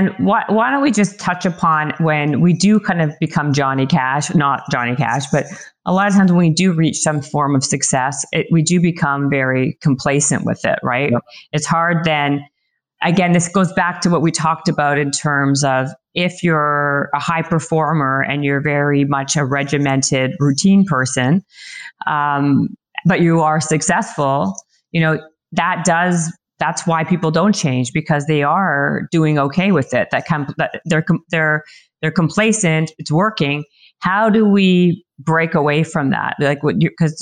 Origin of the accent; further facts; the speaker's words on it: Canada; I'm Canadian